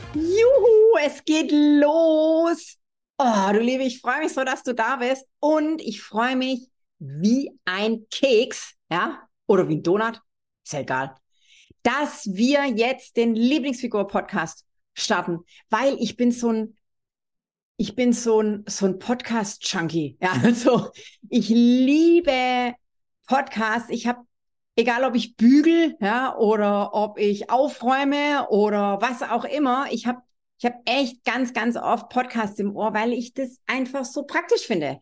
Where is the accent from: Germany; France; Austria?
Germany; Swabia, Baden-Württemberg; accent: Swabian; wie du unschwer äh, hören kannst, bin ich Schwäbin